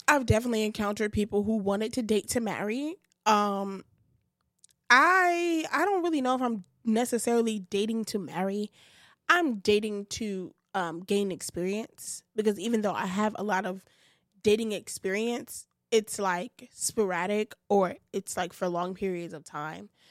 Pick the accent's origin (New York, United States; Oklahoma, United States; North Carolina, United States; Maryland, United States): New York, United States; New York City; I'm from Bed Stuy